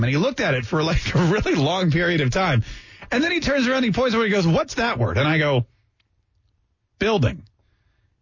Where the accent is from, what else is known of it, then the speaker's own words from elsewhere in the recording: North Carolina, United States; first language English; also born or lived in Canada; I grew up in the South in North Carolina